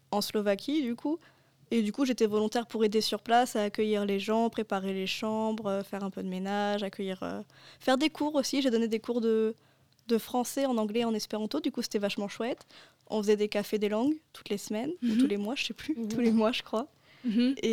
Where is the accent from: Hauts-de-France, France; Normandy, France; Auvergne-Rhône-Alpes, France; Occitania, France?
Normandy, France; L'Aigle; also born or lived in Melun; D'où je viens, bah, j'ai fait mon lycée à l'Aigle. Mais de base, je suis née à Melun, près de Paris.